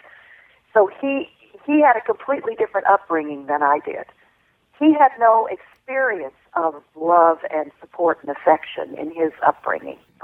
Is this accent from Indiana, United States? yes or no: no; Alabama, United States; when I was 5 years old and growing up in Alabama